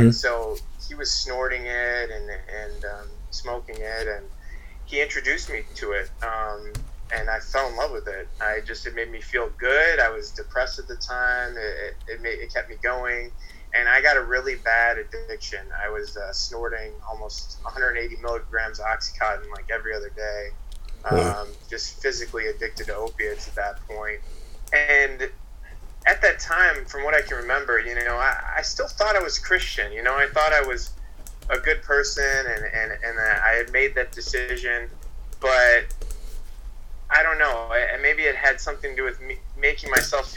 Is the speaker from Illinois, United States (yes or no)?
yes; outside of Chicago, Illinois, United States; moved away as an adult; also born or lived in Arizona; I grew up outside of Chicago